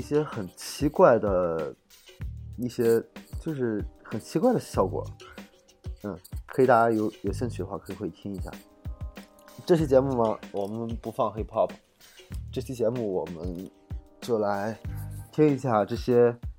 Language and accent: Chinese; Shandong, China; 我是山东人